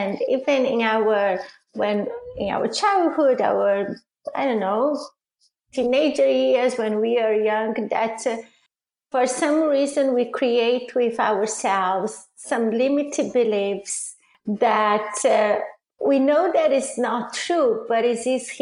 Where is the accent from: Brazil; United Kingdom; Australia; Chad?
Brazil; English is a second language; moved away as an adult; also born or lived in Italy; now in United States; I'm originally from Brazil, and I moved to Italy after I got married